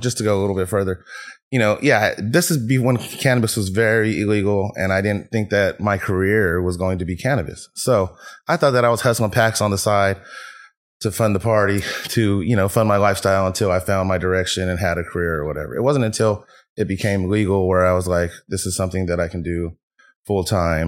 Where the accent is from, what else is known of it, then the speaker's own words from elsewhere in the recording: Fairfield, California, United States; also born or lived in Vallejo / San Francisco; I was born in Vallejo, raised in Fairfield, moved to the city